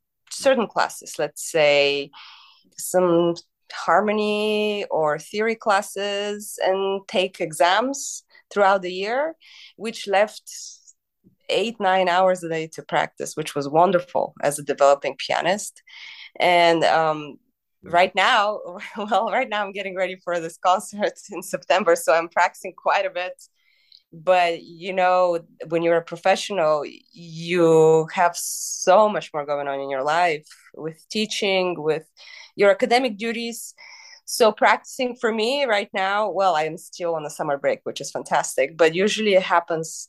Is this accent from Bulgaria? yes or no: yes; Bulgaria; now in United States; I grew up in Bulgaria in the 90s